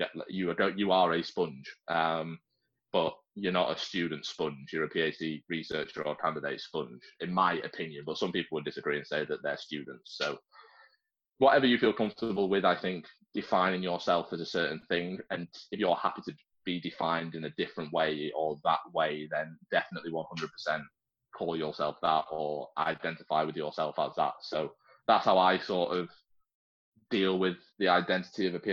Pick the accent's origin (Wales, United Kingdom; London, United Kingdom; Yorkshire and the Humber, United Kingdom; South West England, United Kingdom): Yorkshire and the Humber, United Kingdom; now in Liverpool, United Kingdom; I live in Liverpool. I was born in Yorkshire